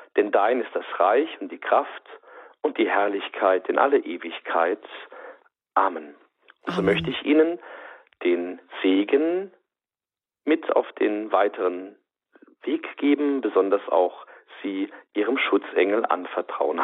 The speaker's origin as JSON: {"language": "German", "region": "Saarland", "country": "Germany", "said": "bei uns im Saarland"}